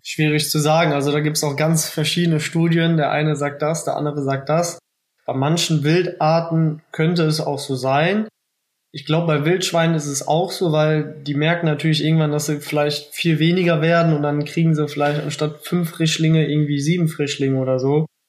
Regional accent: Rhineland-Palatinate, Germany; bei uns in Rheinland-Pfalz

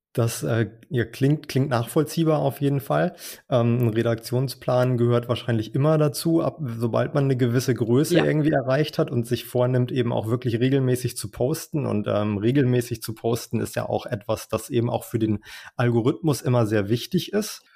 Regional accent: Schleswig-Holstein, Germany; accent: Plattdeutsch; ich komme ja aus Schleswig-Holstein. Ich spreche Plattdeutsch

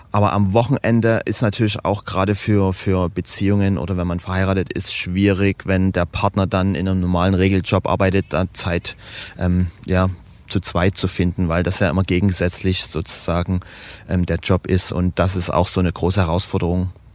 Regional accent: Dresden, Saxony, Germany; ich bin geboren, aufgewachsen, nie weggezogen

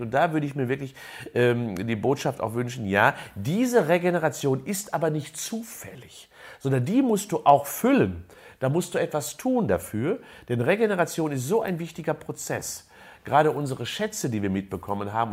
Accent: a village near Unna, North Rhine-Westphalia, Germany; ich bin in einem Dorf groß geworden in der Nähe von Unna

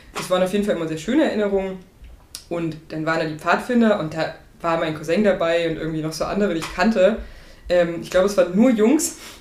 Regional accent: Burgscheidungen, Saxony-Anhalt, Germany; moved away; ich komme aus Burg Scheidungen. Das ist nicht so weit weg von Laucha

